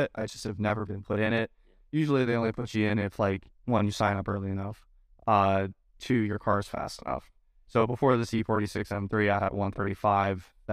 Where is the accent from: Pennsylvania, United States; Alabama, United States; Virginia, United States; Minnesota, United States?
Pennsylvania, United States; Northeastern; I'm from Northeastern Pennsylvania